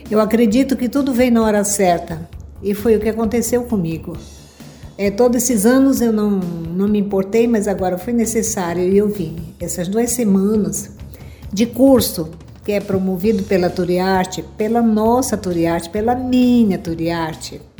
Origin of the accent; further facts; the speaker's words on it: Pará, Brazil; Eu sou da comunidade de Ananda Reserva Extrativista Tapajós Arapiuns.